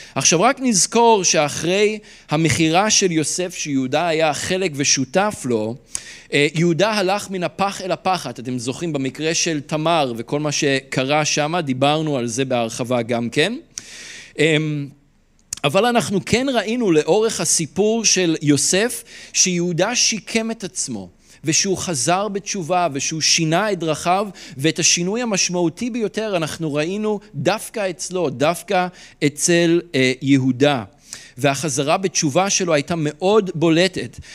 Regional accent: Israel; אנחנו כ- כישראלים

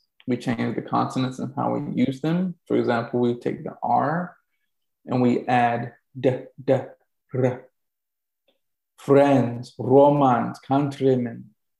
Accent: the South, United States; being a Southerner, I would hear stuff being done in the South and I'm like, doesn't sound like anybody I know

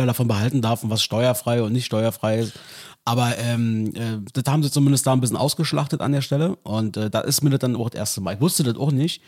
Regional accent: East Germany, Germany; als Ossi

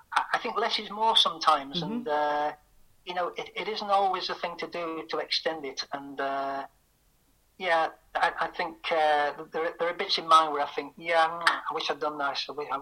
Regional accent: Manchester, North West England, United Kingdom; I describe myself as Mancunian Irish.

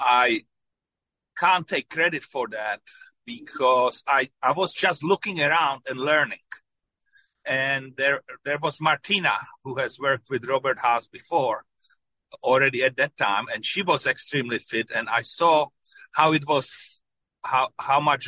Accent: Czechia; moved away; When I was growing up in Czechoslovakia

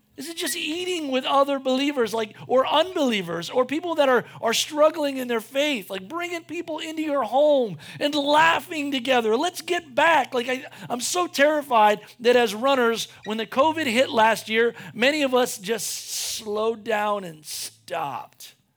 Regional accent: United States; we're American

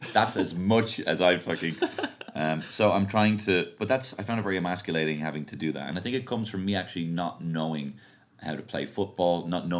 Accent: Liverpool, North West England, United Kingdom; So I'm going to go with my home team, born and bred in Liverpool.

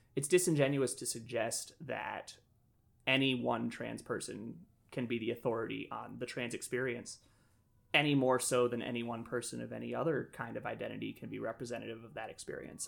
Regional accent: Nashville, Tennessee, United States; now in Chicago, United States; I grew up in Nashville, Tennessee, despite having been born here in Chicago. Uh, spent all my formative years in Nashville

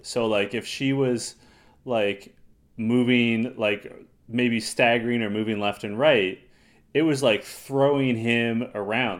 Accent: Toronto, Ontario, Canada; we're from Toronto

